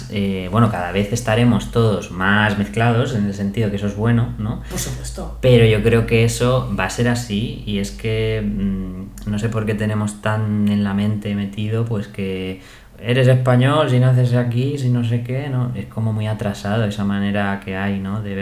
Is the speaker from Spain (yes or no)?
yes; Spain; no es que sea de soy español y tal y cual, pero es verdad que me cuesta más em, salir fuera en plan de, pues a vivir un tiempo, ¿no?